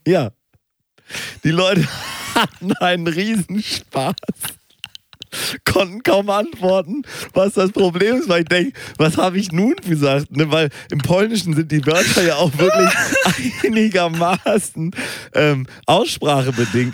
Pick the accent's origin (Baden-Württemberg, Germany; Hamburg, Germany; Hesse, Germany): Hamburg, Germany; bei uns in Hamburg